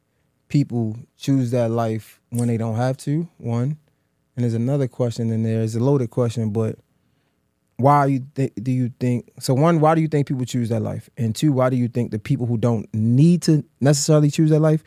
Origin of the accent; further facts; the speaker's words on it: Boston, Massachusetts, United States; I'm from Boston.